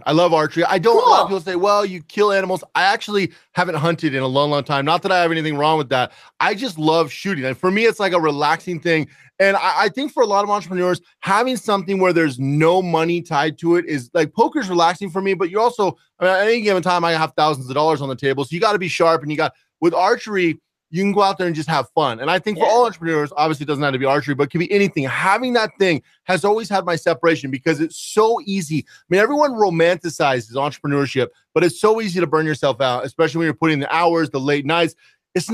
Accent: Pacific Northwest, United States; I grew up in the Pacific Northwest, so.

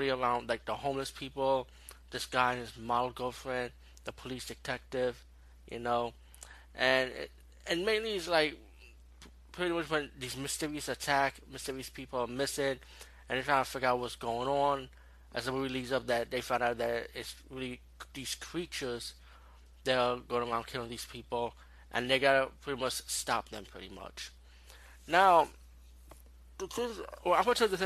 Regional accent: New York City, New York, United States; as being a New Yorker

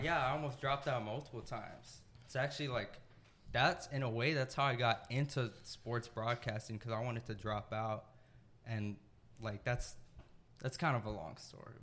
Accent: San Antonio, Texas, United States; also born or lived in Greensboro, North Carolina / San Marcos, Texas; now in Austin, United States; I was born in Greensboro, North Carolina. Not many people know that. Moved to San Antonio when I was a baby. So I pretty much spent my whole life in San Antonio up until college.

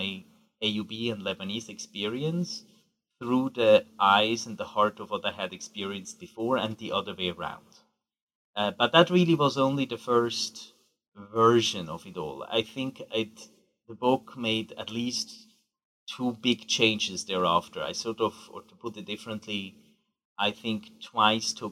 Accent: Switzerland; also born or lived in Geneva; I grew up in Switzerland to a Swiss mother and an Iranian father

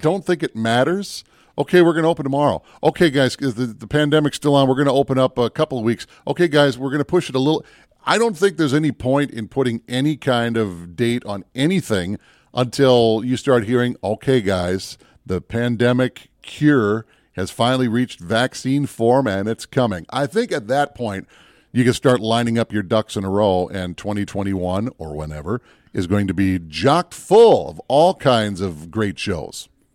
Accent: Minneapolis, Minnesota, United States; I grew up down in the Twin Cities

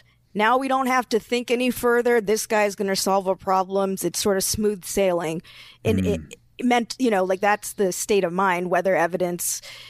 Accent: the South, United States; Yeah, I grew up in the South, so. Like, my family lives in Florida, and they're surrounded by people who support Trump.

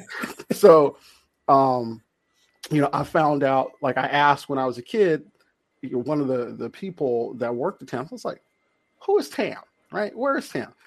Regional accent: Compton, California, United States; I'm from Compton, so I grew up in Compton

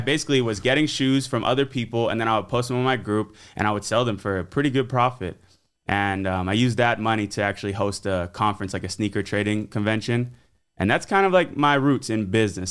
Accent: Fort Myers, Florida, United States; my hometown of Fort Myers, Florida

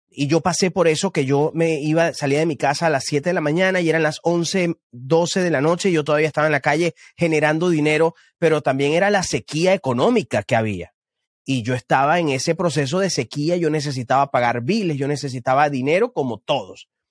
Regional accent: Venezuela; moved away as an adult; now in Houston, United States; yo soy venezolano y todos sabemos lo que ocurre en Venezuela y, llegar, llegué acá a Estados Unidos hace un, no sé si cuatro o cinco años

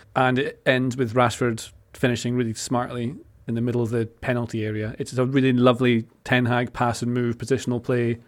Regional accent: Scotland, United Kingdom; I am from Scotland

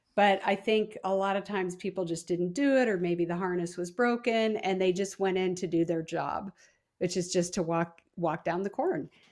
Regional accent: Midwest, United States; I'm from the Midwest

